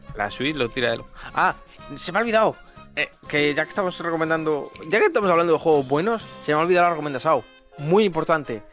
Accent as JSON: {"language": "Spanish", "town": "Murcia", "region": "Region of Murcia", "country": "Spain", "said": "soy de Murcia"}